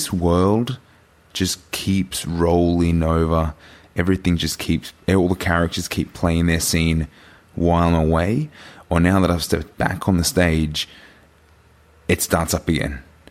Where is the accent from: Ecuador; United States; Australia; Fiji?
Australia; New South Wales; my hometown where obviously I grew up. I spent maybe a good 25 years of my life in this town